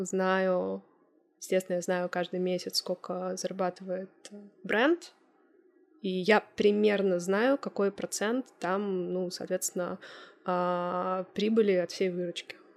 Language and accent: Russian; Moscow, Russia; moved away; мой родной город, я родилась в Москве